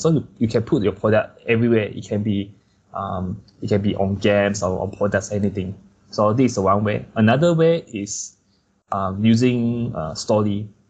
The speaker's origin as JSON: {"language": "English", "town": "Kuching", "region": "Sarawak", "country": "Malaysia", "tie": "born or raised there", "also_born_or_lived": "Malacca", "moved": "yes", "said": "for me I'm from Kuching"}